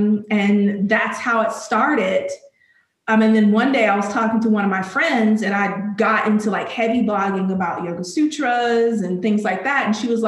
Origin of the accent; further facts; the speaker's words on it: Alabama, United States; now in Charlotte, United States; I'm from Alabama.